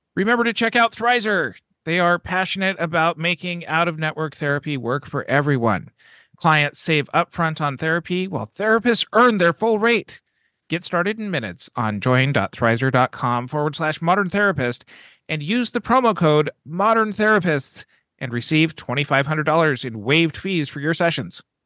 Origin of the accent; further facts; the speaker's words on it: American West, United States; growing up in the American West